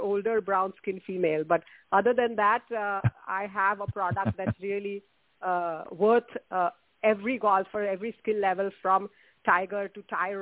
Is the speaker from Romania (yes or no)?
no; India; moved away; I grew up in India